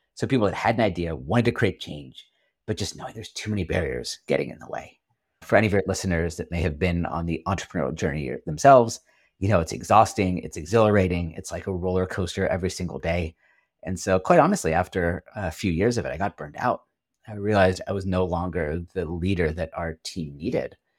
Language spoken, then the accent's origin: English; Silicon Valley Bay Area, California, United States; moved away as an adult; also born or lived in Washington, D.C.; I grew up in the Silicon Valley Bay Area, United States